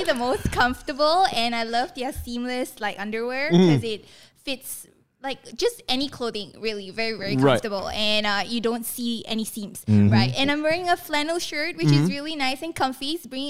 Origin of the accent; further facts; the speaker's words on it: Seremban, Negeri Sembilan, Malaysia; I'm from Seremban.